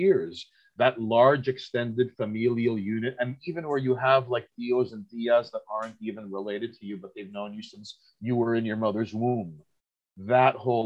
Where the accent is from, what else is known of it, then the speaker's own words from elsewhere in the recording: New York City, New York, United States; Being born and raised in Queens